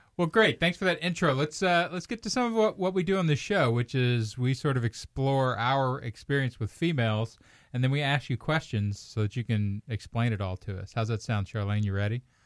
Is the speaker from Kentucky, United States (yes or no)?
yes; Kentucky, United States; I'm from Kentucky